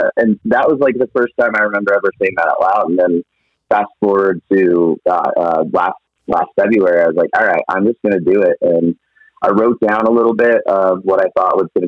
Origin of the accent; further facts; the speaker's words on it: Atlanta, Georgia, United States; moved away as an adult; also born or lived in Virginia / Phoenix, Arizona; I'm originally from Atlanta, Georgia. Lived there 20